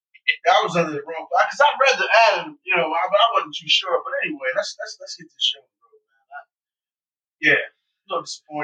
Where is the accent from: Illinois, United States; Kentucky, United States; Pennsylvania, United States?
Pennsylvania, United States; Philadelphia; I was in North Philly pretty rough.